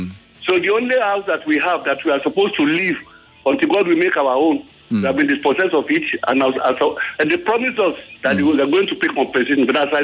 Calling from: Igbogbo, Lagos, Nigeria; Igbogbo in Ikorodu here.

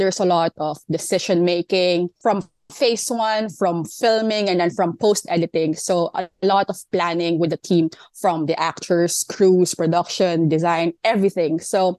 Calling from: Manila, Metro Manila, Philippines; I'm calling in from Manila, Philippines.

